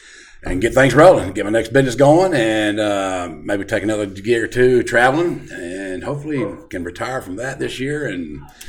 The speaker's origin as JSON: {"language": "English", "region": "Mississippi", "country": "United States", "moved": "yes", "lives_now": "Arkansas, United States", "said": "I'm actually from Mississippi, but I'm going back to Arkansas. That's where I live at these days."}